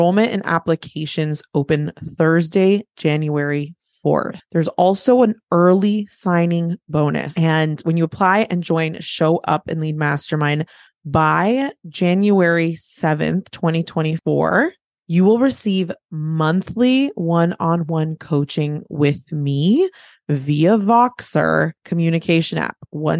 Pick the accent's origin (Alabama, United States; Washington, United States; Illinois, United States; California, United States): California, United States; I went to my hometown. I went to the Bay Area, the San Francisco Bay Area